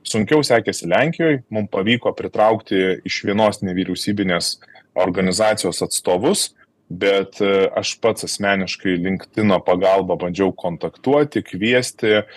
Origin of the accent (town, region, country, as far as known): Lithuania